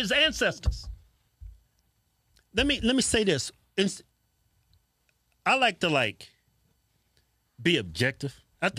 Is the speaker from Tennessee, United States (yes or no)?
no; Martinsville, Virginia, United States; as a black man. I grew up in Virginia.